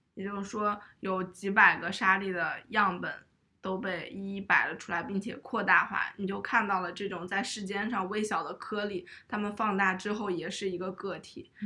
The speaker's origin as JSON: {"language": "Chinese", "region": "Shanxi", "country": "China", "tie": "born or raised there", "said": "我家乡的物件"}